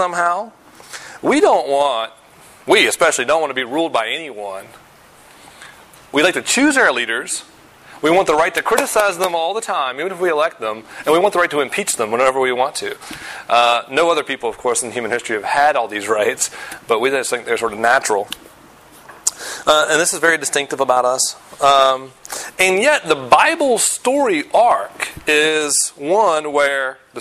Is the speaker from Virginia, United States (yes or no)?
yes; Virginia, United States; moved away; I'm from Virginia